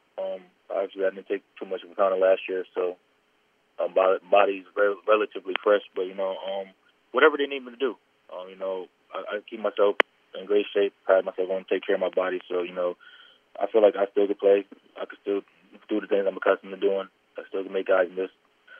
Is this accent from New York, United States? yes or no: yes; Albany, New York, United States; Yeah, you know, I grew up in Albany, New York.